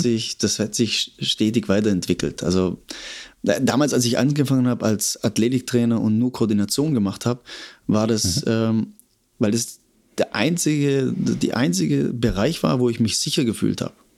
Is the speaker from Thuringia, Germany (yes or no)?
no; Stuttgart, Baden-Württemberg, Germany; moved away as an adult; also born or lived in Cologne; Komme ursprünglich aus Stuttgart. Ähm, habe da ah, Schule okay. und alles gemacht